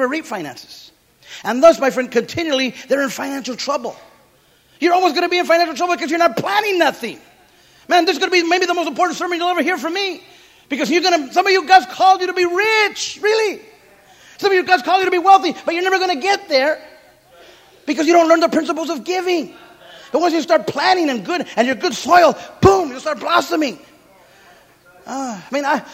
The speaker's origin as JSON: {"language": "English", "town": "Santa Paula", "region": "California", "country": "United States", "tie": "born or raised there", "said": "I grew up in Santa Paula, California, citrus capital of the world."}